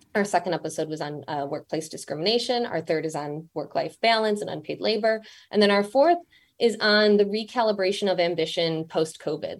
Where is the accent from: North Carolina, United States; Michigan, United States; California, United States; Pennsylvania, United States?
Michigan, United States; moved away as an adult; also born or lived in London; now in New York, United States; I'm from Michigan.